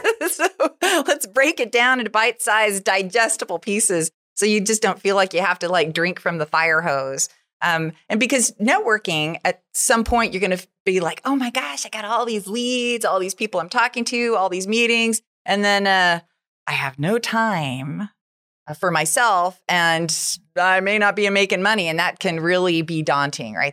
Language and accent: English; United States; I'm an American